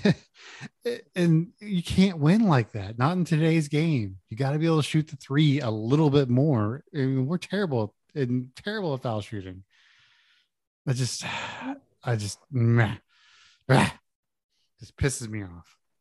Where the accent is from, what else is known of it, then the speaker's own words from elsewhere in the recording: Houston, Texas, United States; I grew up in Houston.